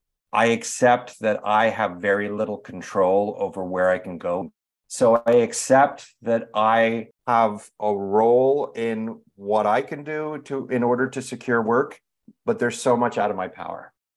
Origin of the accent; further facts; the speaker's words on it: England, United Kingdom; We grew up in England.